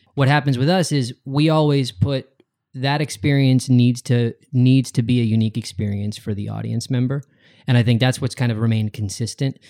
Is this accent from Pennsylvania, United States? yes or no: yes; West Chester, Downingtown area, Pennsylvania, United States; I'm from outside of Philadelphia as well.